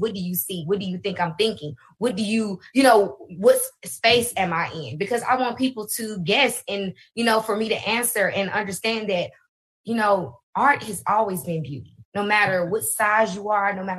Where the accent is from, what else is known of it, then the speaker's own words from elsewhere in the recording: Alabama, United States; also born or lived in Birmingham, Alabama / Huntsville, Alabama; I'm originally from Birmingham, Alabama. Then we moved to Huntsville, Alabama.